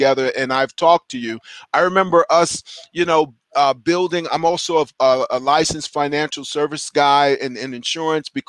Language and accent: English; New York City, New York, United States; my journey started when I was 14 years old, growing up in Brooklyn, New York